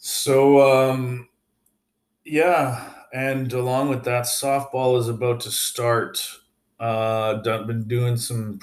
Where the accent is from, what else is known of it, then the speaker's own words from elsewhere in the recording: Calgary, Alberta, Canada; moved away as an adult; also born or lived in Victoria, British Columbia; now in Montreal, Canada; I'm from Calgary originally. I left there when I was like 21, lived in Victoria, BC for like 4 years. And then I moved here when I was like 24-ish.